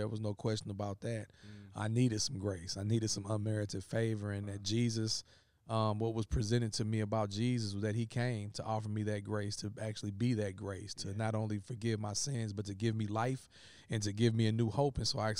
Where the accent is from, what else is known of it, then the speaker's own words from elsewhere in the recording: East St. Louis, Illinois, United States; I'm from the St. Louis area, but it's East St. Louis, which is east of St. Louis, the city. So it's actually Illinois. So I'm from the southern part of Illinois, born and raised there.